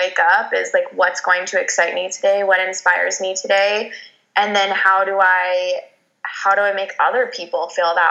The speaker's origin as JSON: {"language": "English", "town": "Phoenix", "region": "Arizona", "country": "United States", "tie": "born or raised there", "said": "I am from Phoenix, Arizona. I am a native here"}